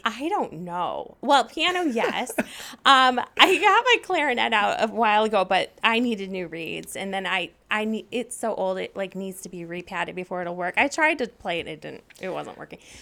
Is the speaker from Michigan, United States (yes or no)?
yes; Saline, Michigan, United States; I grew up in Saline, Michigan, which is a, basically a suburb of Ann Arbor